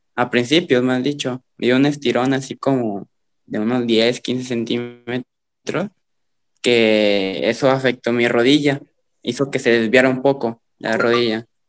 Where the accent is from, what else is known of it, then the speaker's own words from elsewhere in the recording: a town near Iguala, Guerrero, Mexico; hay tanto borracho aquí en mi pueblo, y más de mi edad.